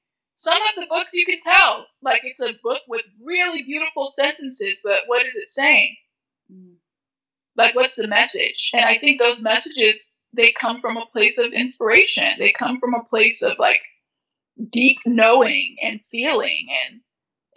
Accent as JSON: {"language": "English", "country": "United States", "tie": "born or raised there", "said": "My family immigrated to America when I was 5. Because there was a war in my home country"}